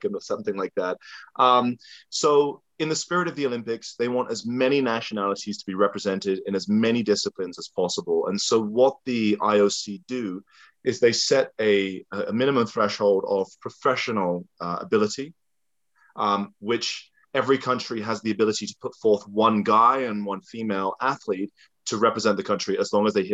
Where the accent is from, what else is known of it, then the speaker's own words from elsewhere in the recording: England, United Kingdom; moved away; As a kid growing up in England, born in 83